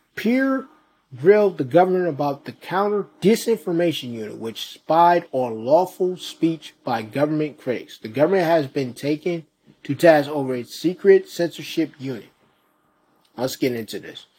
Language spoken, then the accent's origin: English; Rochester, New York, United States; my hometown of Rochester